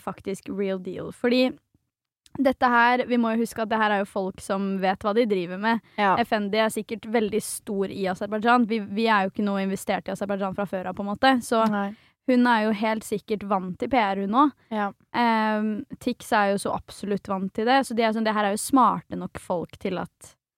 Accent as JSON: {"language": "Norwegian", "town": "Svelvik", "region": "Vestfold", "country": "Norway", "tie": "born or raised there", "said": "I Svelvik, som er der jeg er fra"}